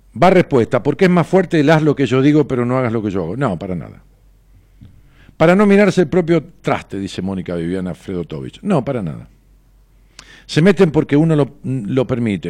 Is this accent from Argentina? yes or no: yes; Ramos Mejía, Buenos Aires Province, Argentina; de los viejos barrios en donde uno de ellos era el mío, allá en mi pueblo, en Ramos Mejía